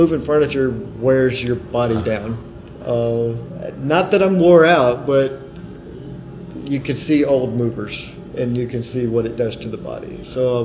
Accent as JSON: {"language": "English", "town": "Birmingham", "region": "Alabama", "country": "United States", "tie": "born or raised there", "also_born_or_lived": "St. Louis, Missouri / Billingsley, Alabama", "said": "Originally born St. Louis, Missouri. Grew up in Alabama, though"}